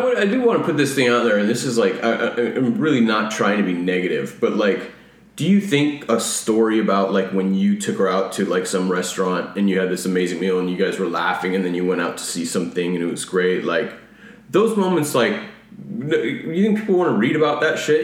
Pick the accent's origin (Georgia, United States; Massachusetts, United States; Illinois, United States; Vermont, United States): Illinois, United States; Rockford; now in California, United States; I'm from the Chicago area